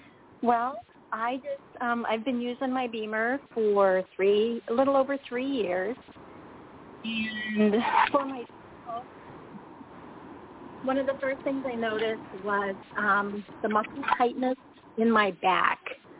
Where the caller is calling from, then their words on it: Indiana, United States; I'm calling from Indiana.